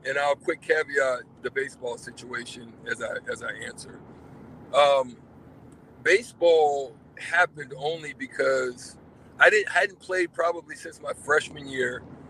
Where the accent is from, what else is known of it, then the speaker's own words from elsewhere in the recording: Nebraska, United States; also born or lived in Opelika; Well, to preface it, yes, I was born in Opelika, but my dad was a military officer, so I did live in a few other places before I ended up in Nebraska.